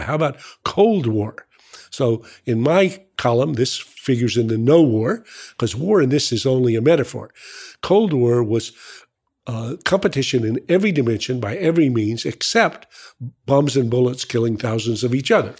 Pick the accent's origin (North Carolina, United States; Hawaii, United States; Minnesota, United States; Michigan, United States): North Carolina, United States; I'm from North Carolina